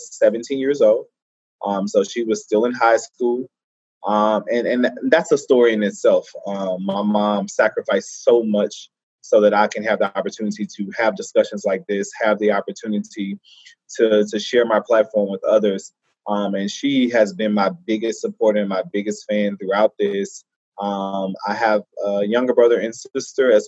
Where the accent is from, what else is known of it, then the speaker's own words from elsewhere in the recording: Baton Rouge, Louisiana, United States; I grew up in Baton Rouge.